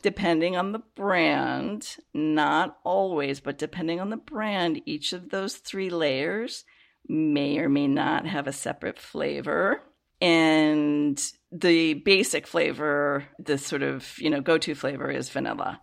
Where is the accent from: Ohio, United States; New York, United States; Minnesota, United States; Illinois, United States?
Illinois, United States; Chicago; I grew up in the Chicago area